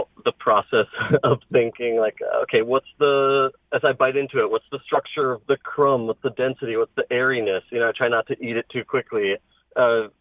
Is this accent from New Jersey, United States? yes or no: no; New Fairfield, Connecticut, United States; I was born and raised in Connecticut, grew up in around New Fairfield.